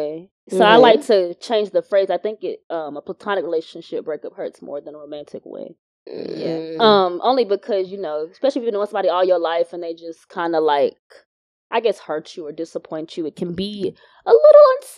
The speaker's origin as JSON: {"language": "English", "country": "United States", "tie": "born or raised there", "said": "I grew up in the States"}